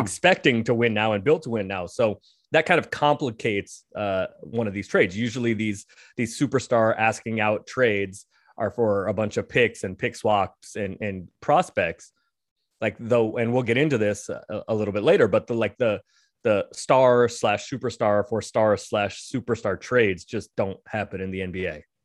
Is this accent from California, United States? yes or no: yes; San Francisco, California, United States; I'm from San Francisco, so I grew up a Warriors